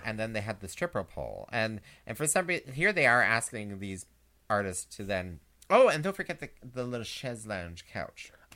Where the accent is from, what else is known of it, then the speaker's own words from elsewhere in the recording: Canada; us Canadians